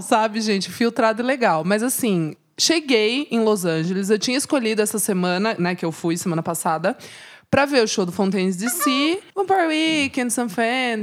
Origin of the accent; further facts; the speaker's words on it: Brazil; eu vim do Brasil